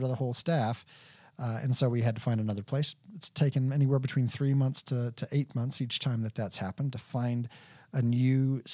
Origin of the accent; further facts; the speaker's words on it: Texas, United States; also born or lived in Lexington, Kentucky; Texas, the land of my raising, and I've always considered myself a native Texan